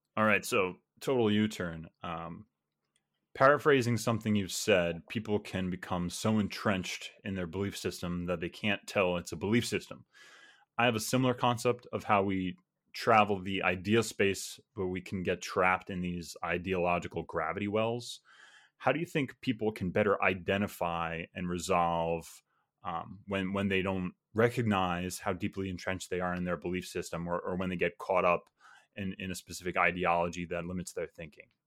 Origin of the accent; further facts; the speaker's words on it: New York, United States; now in Georgia, United States; I grew up in New York and I'm currently living in Georgia